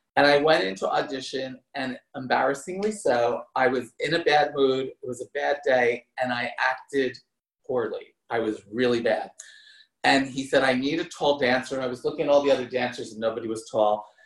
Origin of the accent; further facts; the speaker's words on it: New Jersey, United States; moved away; I grew up in New Jersey, not that far from New York City